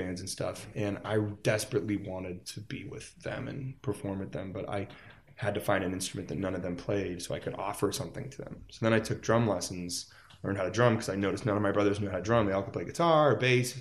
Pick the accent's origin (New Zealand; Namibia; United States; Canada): United States; Las Vegas, Nevada; I grew up in Las Vegas